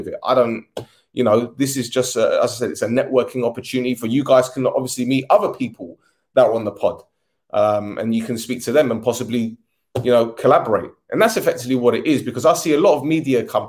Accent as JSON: {"language": "English", "region": "London", "country": "United Kingdom", "tie": "born or raised there", "said": "I was born in Edmonton, North London"}